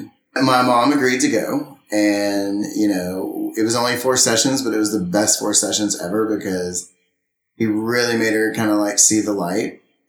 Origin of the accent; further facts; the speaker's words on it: Friendswood, Texas, United States; In Friendswood, Texas.